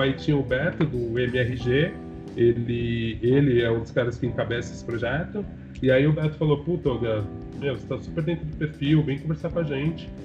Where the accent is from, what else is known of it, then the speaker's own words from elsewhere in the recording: São Paulo, Brazil; eu sou de São Paulo